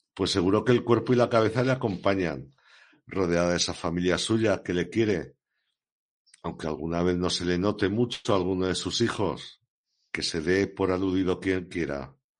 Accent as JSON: {"language": "Spanish", "town": "Pertusa", "region": "Aragon", "country": "Spain", "tie": "born or raised there", "said": "yo, que soy nacido en Pertusa"}